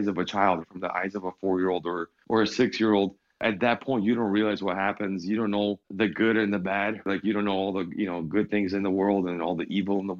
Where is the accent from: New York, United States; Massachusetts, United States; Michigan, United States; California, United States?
Michigan, United States; also born or lived in Ukraine; we moved in 96 from Ukraine to Michigan